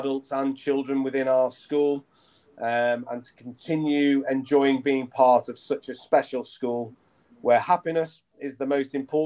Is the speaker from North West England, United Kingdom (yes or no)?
yes; Lancashire, North West England, United Kingdom; I grew up in Lancashire, up in the north of England.